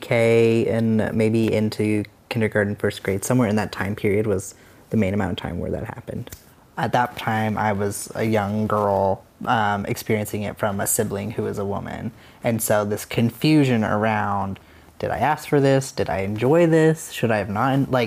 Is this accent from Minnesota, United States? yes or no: no; Casper, Wyoming, United States; moved away as an adult; I grew up in Wyoming, in Casper, Wyoming